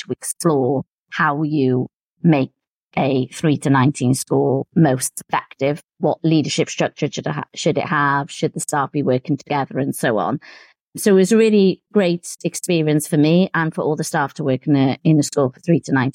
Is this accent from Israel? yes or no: no; Cardiff, Wales, United Kingdom; moved away as an adult; also born or lived in Swindon / United States; returned to Cardiff, which is my hometown